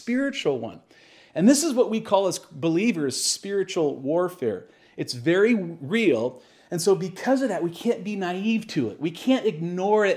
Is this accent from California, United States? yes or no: no; Tacoma, Washington, United States; when I grew up in Sunday school here in Tacoma